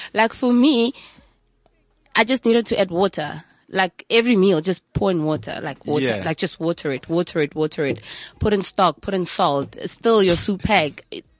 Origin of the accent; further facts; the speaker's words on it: Hammanskraal, Gauteng, South Africa; Hammond's Kraal, my hometown, where I'm from.